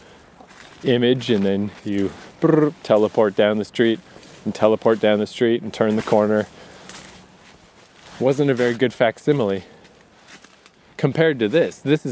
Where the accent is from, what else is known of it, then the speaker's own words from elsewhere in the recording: east coast of Canada, Atlantic Canada, Canada; I've been stuck in the east coast of Canada so long.